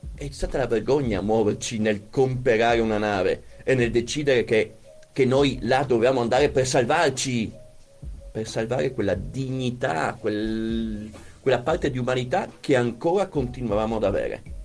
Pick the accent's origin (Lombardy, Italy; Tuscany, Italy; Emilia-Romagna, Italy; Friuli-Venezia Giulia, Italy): Emilia-Romagna, Italy; Bologna; io vengo da Bologna